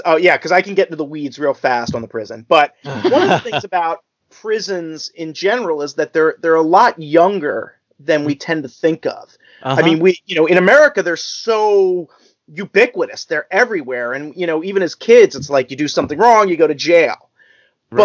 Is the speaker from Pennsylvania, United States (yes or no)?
yes; Lansdale, Pennsylvania, United States; also born or lived in Western New York / California / Ardmore, Pennsylvania; I grew up in Lansdale, which is this teeny tiny